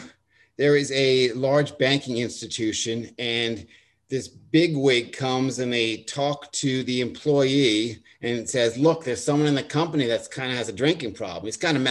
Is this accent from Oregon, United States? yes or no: no; Long Island, New York, United States; accent: Long Island; also born or lived in Delaware; Now, I grew up on Long Island, and I grew up with a Long Island accent, and I went to college in Delaware, and they beat the Long Island out of me